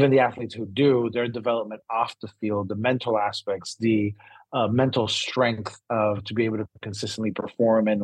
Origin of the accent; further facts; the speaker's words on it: Brazil; moved away as an adult; also born or lived in San Diego; I'm originally from Brazil. Came to university here in San Diego